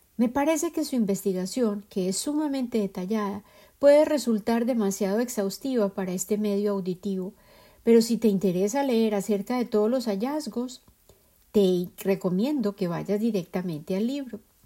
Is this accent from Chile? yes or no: no; Medellín, Antioquia, Colombia; En Colombia, y en particular en mi ciudad de origen, Medellín